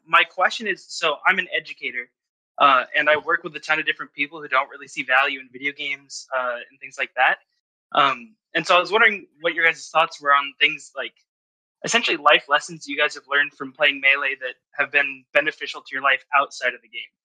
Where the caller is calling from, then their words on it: northeastern Kansas, United States; I'm calling in from, uh, northeastern Kansas